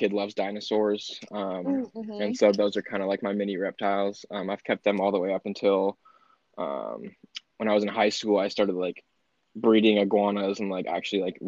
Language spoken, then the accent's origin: English; California, United States; also born or lived in Florida; I was born in California, and then when I was 3, I moved to Florida. And then when I was, like, 8, I moved back to California